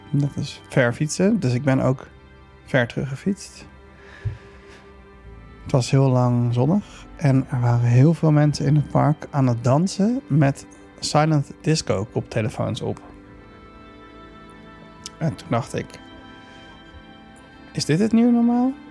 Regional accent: Amsterdam, North Holland, Netherlands; born or raised there

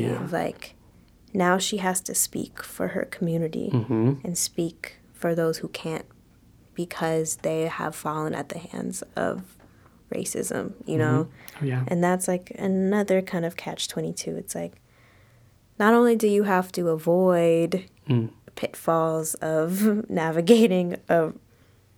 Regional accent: Los Angeles, California, United States; I grew up in South

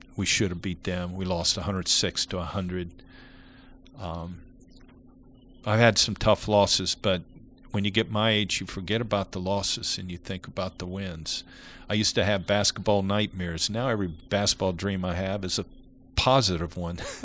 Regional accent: Ohio, United States; moved away as an adult; also born or lived in Kentucky; I was from Ohio

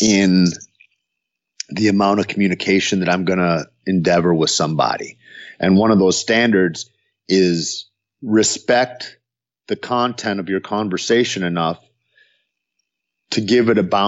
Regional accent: United States; I'm American born

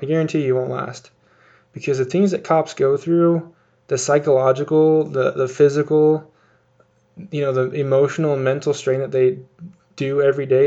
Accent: Utah, United States; here in my home state of Utah.

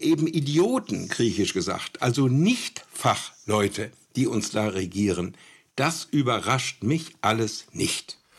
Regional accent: Münster, North Rhine-Westphalia, Germany; hier in Münster, meiner Heimat

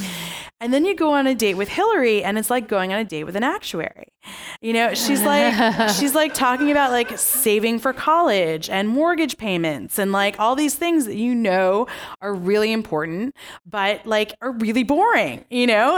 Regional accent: United States; I was born in America, so I'm an American

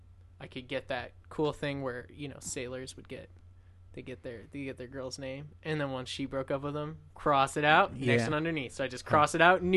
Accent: Anaheim, California, United States; I do love my hometown of Anaheim.

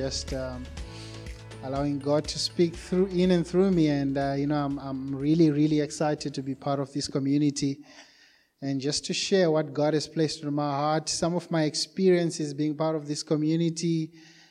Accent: Zimbabwe; moved away as an adult; also born or lived in Johannesburg, South Africa; now in Cape Town, South Africa; We're originally from Zimbabwe

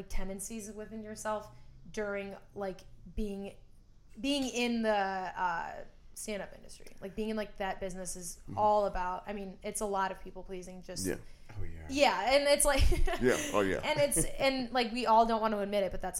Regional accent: North Shore, Illinois, United States; I come from the North Shore

